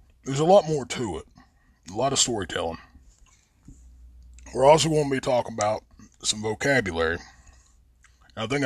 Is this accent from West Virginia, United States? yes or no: yes; Logan, West Virginia, United States; moved away as an adult; also born or lived in Mingo County, West Virginia; I'm originally from Logan, but I live here now